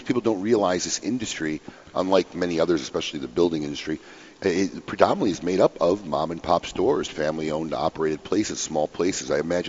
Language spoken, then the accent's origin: English; Chicago, Illinois, United States; moved away; like my hometown of Chicago.